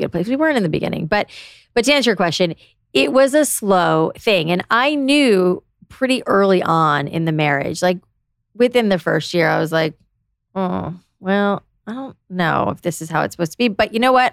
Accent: South Florida, United States; moved away; I grew up in South Florida

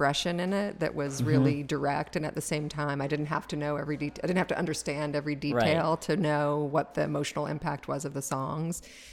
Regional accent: Nashville, Tennessee, United States; I'm from Nashville

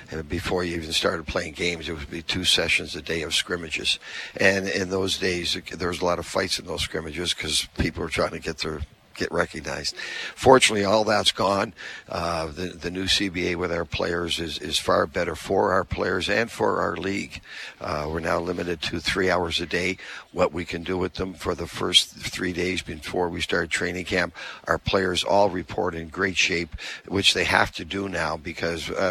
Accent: Halifax, Nova Scotia, Canada; now in Winnipeg, Canada; I'm from Halifax, and uh, so I grew up there. My wife and I are both from there.

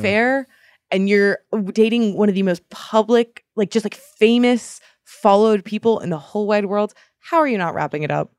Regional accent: Boston, Massachusetts, United States; growing up in Boston

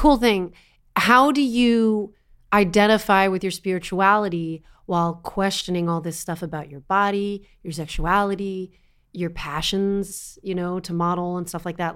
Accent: East Coast, United States; I am an Italian girl from the East Coast

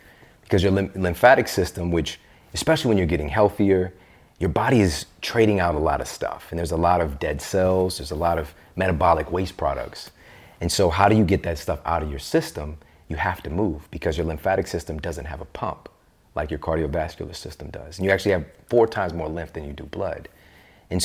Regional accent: Midwest, United States; Yeah, especially I'm from the Midwest.

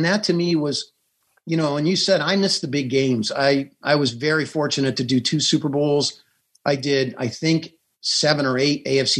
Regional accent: San Diego, California, United States; I grew up in San Diego as a reporter going to San Diego State.

